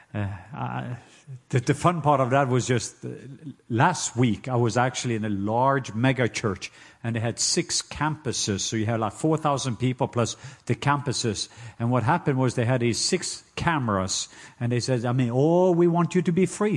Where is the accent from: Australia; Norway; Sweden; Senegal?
Norway; now in Atlanta, United States; I am Norwegian.